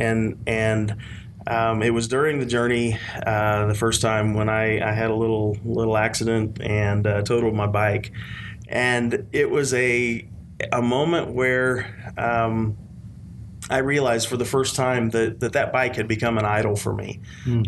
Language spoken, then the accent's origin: English; South Central Kansas, United States; So I grew up in South Central Kansas, and kind of a rural community